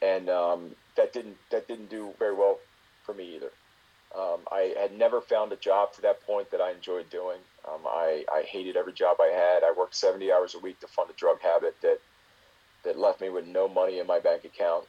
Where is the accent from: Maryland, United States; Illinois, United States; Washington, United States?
Maryland, United States; Baltimore; I'm from Baltimore. Went to school in Baltimore